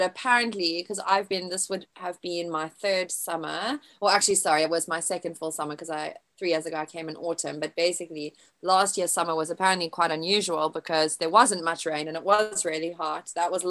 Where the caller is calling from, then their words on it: Tunbridge, South East England, United Kingdom; So I am in Kent in the UK, which is in the south. I stay in Tunbridge. So that's about a 45-minute train journey from central London.